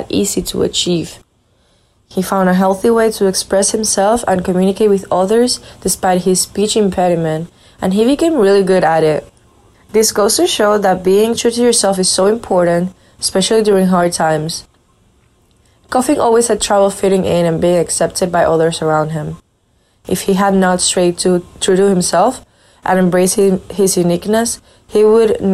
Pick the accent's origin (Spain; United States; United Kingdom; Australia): Spain; I am from Spain